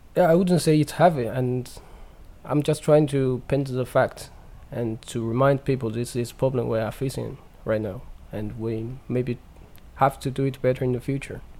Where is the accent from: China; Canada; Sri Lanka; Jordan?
China; English is a second language; moved away; in China, in my hometown, we have the one of the biggest dikes in the world